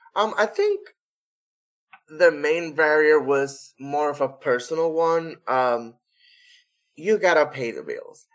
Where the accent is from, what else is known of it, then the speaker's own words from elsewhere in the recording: Corozal, Puerto Rico; our first device in Corozal, which is my hometown